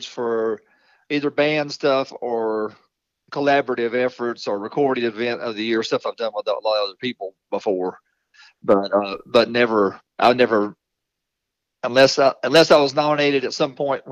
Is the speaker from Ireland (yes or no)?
no; Walnut Cove, North Carolina, United States; the next town over from where I grew up in Walnut Cove, is Walker Town.